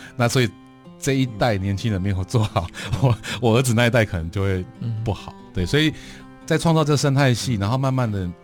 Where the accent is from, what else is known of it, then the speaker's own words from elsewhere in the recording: Taiwan; 这也是一种我觉得作为台湾人的一个不知道，莫名其妙的使命